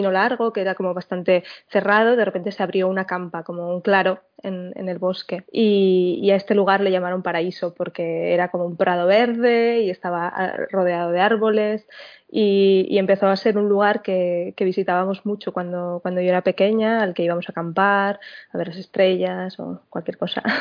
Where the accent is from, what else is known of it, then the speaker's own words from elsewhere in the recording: Navarre, Spain; born there; Pues es un bosque de pinos que está en el norte de Navarra, en, La Cabe, en el pueblo donde yo nací.